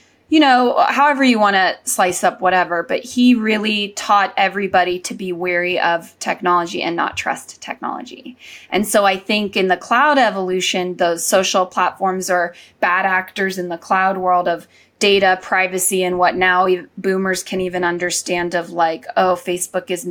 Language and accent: English; Silicon Valley, California, United States; growing up in the Silicon Valley